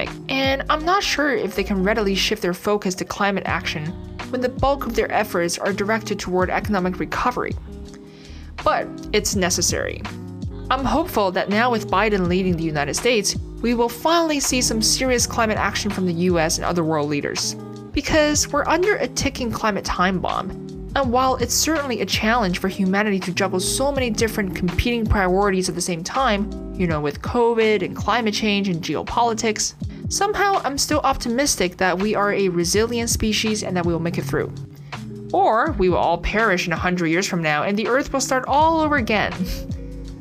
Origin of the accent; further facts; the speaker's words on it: Canada; as a Canadian